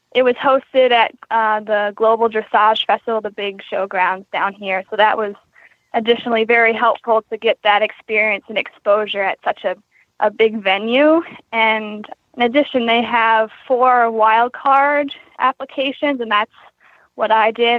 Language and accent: English; Queenstown, Maryland, United States; I am from Queenstown, Maryland